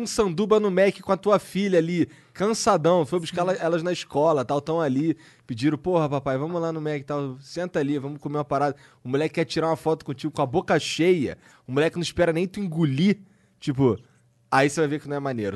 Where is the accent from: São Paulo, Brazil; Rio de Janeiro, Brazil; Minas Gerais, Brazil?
Rio de Janeiro, Brazil; eu sou carioca